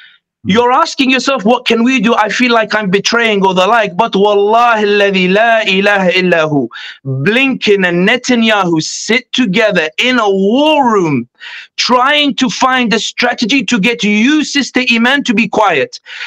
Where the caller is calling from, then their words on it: London, United Kingdom; I'll be honest with you, I'm speaking from London. I know you guys are in the US